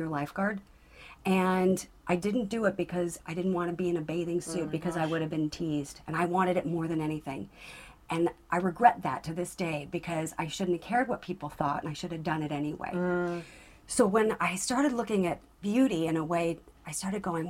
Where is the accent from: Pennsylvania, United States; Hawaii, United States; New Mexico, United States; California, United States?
California, United States; Southern; growing up in Southern California at that time